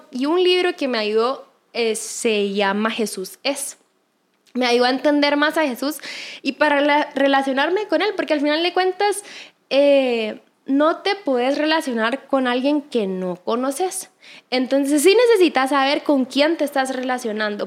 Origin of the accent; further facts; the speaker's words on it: Guatemala; acá en mi país